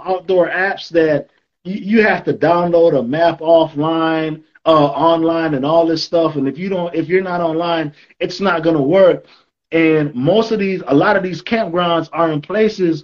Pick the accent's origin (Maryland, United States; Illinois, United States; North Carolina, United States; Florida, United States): Florida, United States; Miami; moved away as an adult; now in Texas, United States; growing up in Miami, I didn't know anything about hiking, right? I lived there for 20 years.